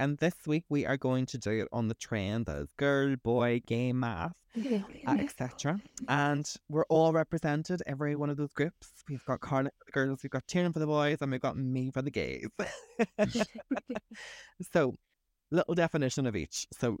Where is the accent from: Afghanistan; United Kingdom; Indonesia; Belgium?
United Kingdom; Derry, Northern Ireland; I'm from Derry.